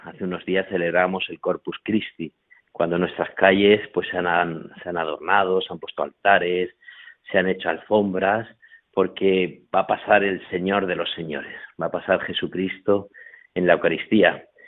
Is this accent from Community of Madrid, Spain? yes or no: no; Corral de Almaguer, Castilla-La Mancha, Spain; moved away as an adult; now in Huéscar, Spain; dejé el Corral de Almaguer, mi pueblo, mi familia